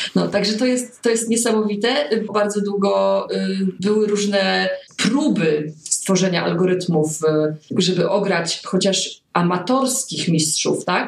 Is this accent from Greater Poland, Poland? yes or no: yes; Poznań, Greater Poland, Poland; jesteśmy z Poznania